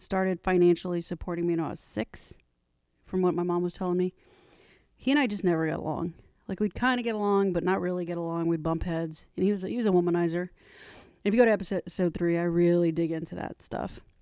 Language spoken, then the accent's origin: English; Corpus Christi, Texas, United States; moved away as an adult; also born or lived in Southwest Harbor, Maine; originally from Corpus Christi, Texas, down south